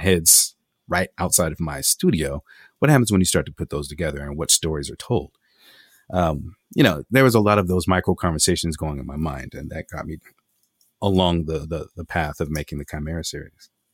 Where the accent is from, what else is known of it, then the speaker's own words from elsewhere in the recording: Los Angeles, California, United States; I grew up in Los Angeles